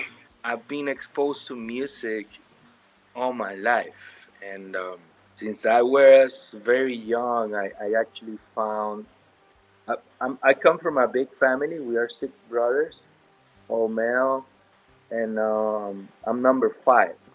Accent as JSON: {"language": "English", "country": "Venezuela", "tie": "born or raised there", "second_language": "English", "moved": "yes", "lives_now": "Miami, United States", "said": "growing up in in a Spanish speaking country and then moving to the US"}